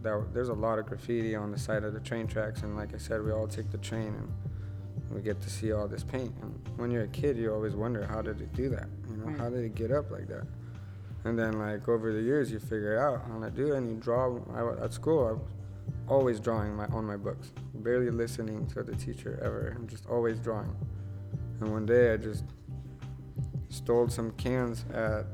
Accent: United States; moved away as an adult; I know I'm American

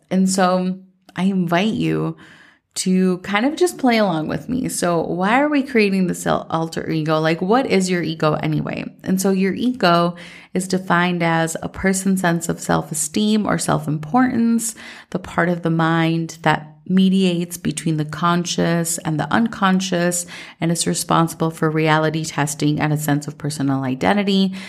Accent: Minnesota, United States; growing up in Minnesota

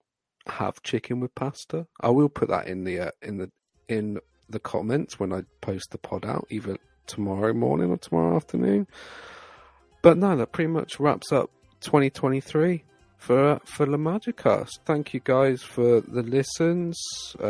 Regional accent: United Kingdom; I am British

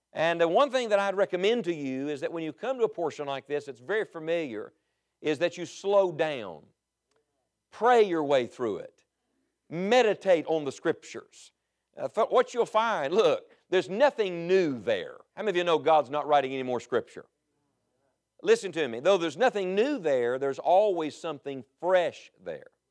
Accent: West Virginia, United States; I'm from West Virginia

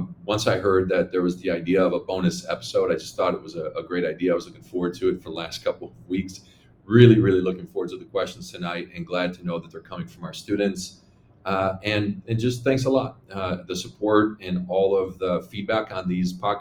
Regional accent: Chicago, Illinois, United States; I'm born and raised in Chicago

